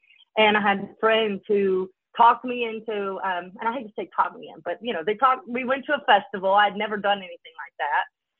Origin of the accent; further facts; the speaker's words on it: the South, United States; you know, growing up in the South, I love hometowns, like home comfort food.